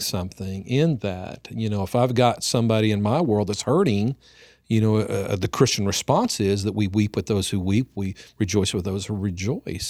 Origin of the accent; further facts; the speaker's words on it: Oklahoma, United States; here in my hometown